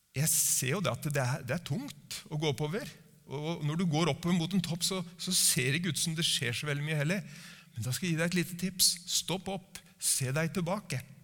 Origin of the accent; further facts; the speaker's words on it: Norway